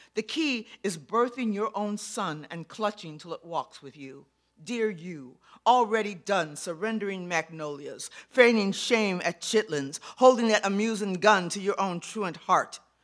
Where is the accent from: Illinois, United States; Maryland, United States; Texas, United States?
Illinois, United States; Chicago; graduating from Chicago Public Schools